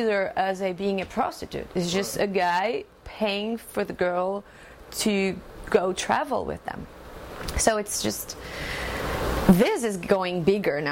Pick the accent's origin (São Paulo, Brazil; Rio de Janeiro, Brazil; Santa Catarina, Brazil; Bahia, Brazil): Santa Catarina, Brazil; Joinville; English is a second language; I am from Brazil. I'm from the South. My state is called Santa Catarina and a town called Joinville.